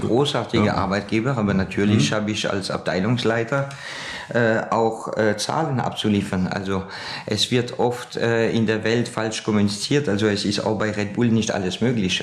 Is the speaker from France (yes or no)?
yes; France; now in Austria; ich bin ja ein gebürtiger Franzos